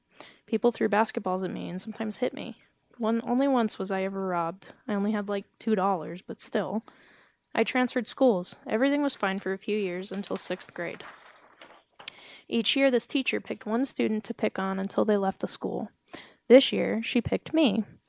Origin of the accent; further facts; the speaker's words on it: Georgia, United States; accent: southern; I told them that I was from Georgia. While I was saying this, they were able to detect a southern accent.